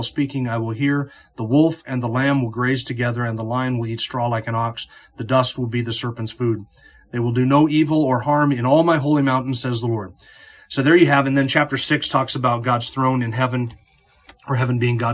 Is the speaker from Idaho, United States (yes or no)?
yes; North Idaho, United States; growing up in North Idaho